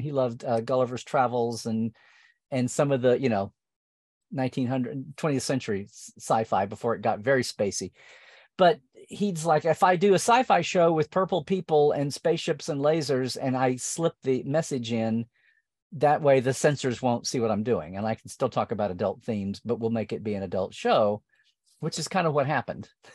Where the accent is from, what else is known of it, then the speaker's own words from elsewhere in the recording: near Norman, central Oklahoma, United States; I was growing up in Okla, not rural Oklahoma, but like suburban adjacent central Oklahoma to Norman